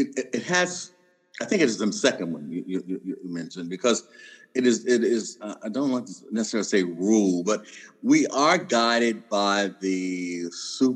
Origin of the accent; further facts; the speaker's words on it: Kentucky, United States; also born or lived in Canada; I'm from Kentucky